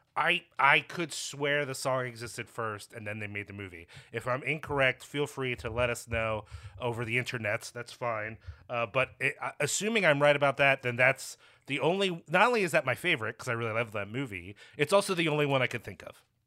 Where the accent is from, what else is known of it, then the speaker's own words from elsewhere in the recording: Philadelphia, Pennsylvania, United States; now in Chicago, United States; I'm originally from Philly